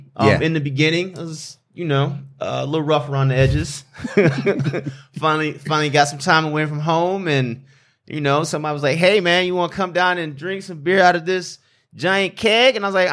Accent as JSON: {"language": "English", "town": "Flint", "region": "Michigan", "country": "United States", "said": "like, you know, it's already said. I come from Flint, Michigan. Parents divorced, moved down here when my mother, she did a cost of benefit or a cost of living analysis"}